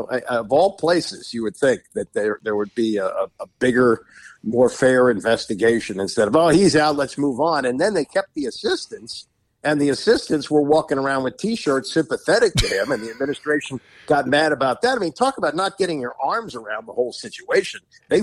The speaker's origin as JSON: {"language": "English", "town": "Washington", "region": "District of Columbia", "country": "United States", "tie": "born or raised there", "said": "I grew up here in Washington, where Maryland played in the ACC and football was clearly secondary to basketball."}